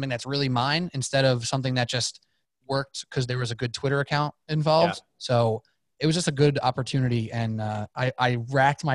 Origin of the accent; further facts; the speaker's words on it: New York, United States; I'm from New York